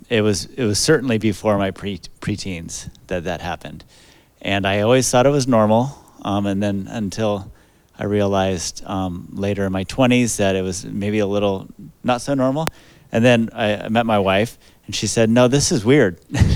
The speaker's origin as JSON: {"language": "English", "region": "Southern California", "country": "United States", "tie": "born or raised there", "said": "Well, I grew up in Southern California. Both my parents were believers, and I became a believer at a really young age. I was about four years old."}